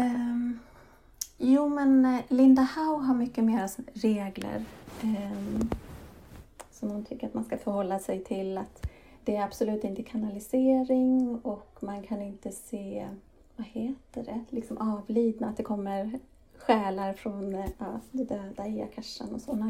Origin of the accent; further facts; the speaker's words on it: Sweden; also born or lived in Spain / England / Denmark / Lund, Sweden; jag föddes i Sverige